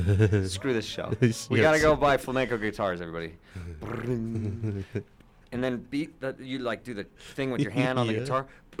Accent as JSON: {"language": "English", "town": "Seattle", "region": "Washington", "country": "United States", "tie": "born or raised there", "said": "growing up in Seattle and all that and the grunge scene"}